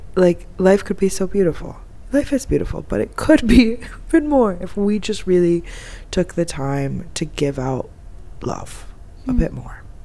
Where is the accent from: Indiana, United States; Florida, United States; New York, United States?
Florida, United States; moved away as an adult; now in Egypt; I'm from Florida